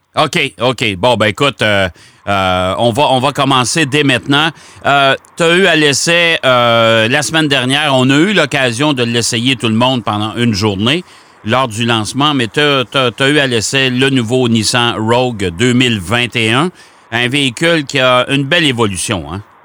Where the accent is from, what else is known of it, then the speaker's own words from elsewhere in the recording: Quebec, Canada; chez nous au Québec